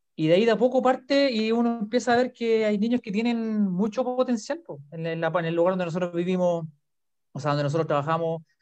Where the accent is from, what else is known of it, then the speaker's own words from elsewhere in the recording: Rancagua, O'Higgins, Chile; yo soy de Rancagua, ¿ya? Yo soy de la sexta región